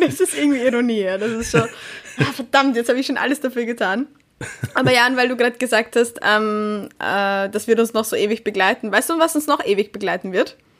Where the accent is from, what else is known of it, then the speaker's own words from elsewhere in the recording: Vienna, Austria; als Wienerin